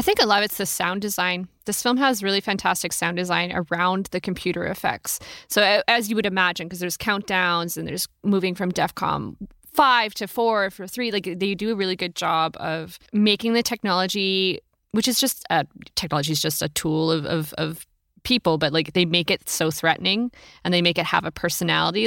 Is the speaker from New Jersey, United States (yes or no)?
no; Oregon, United States; I'm from Oregon